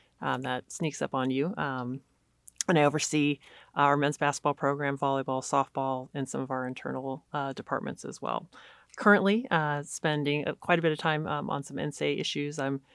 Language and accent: English; California, United States; So I grew up in California, went to the University of San Diego, played basketball there for 4 years, left USD and went to the University of Texas.